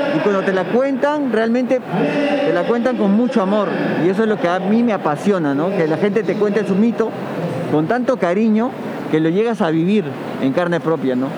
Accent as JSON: {"language": "Spanish", "country": "Peru", "said": "soy peruano"}